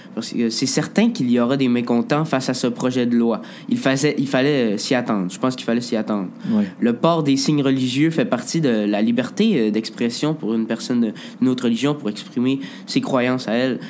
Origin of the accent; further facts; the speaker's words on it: Quebec, Canada; on est des Québécois chrétiens